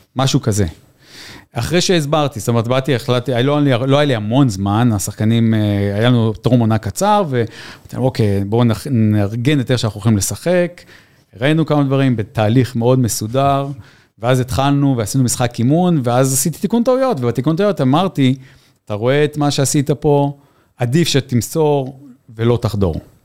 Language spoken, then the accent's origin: Hebrew; Israel; moved away as an adult; also born or lived in New Zealand; זה הבית שלנו, פה המשפחה שלנו, היה לנו משפחה גדולה, אבל אנחנו מכאן